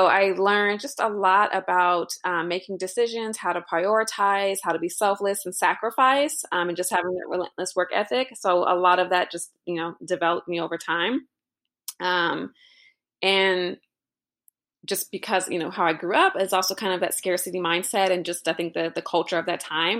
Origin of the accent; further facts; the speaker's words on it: Los Angeles, California, United States; I'm born and raised in Los Angeles, so it's obviously a busy city. Grew up